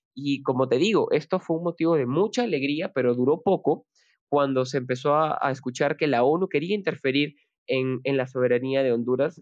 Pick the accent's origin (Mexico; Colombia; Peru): Peru; desde acá, desde Perú y como latinoamericano